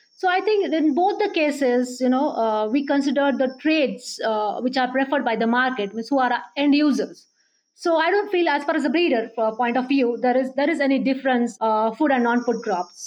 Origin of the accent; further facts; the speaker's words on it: Baramati, Maharashtra, India; moved away as an adult; also born or lived in Pune / Rahuri; now in Hyderabad, India; I'm basically uh, from a small town, Baramati. Uh, it's in Pune district of Maharashtra state of India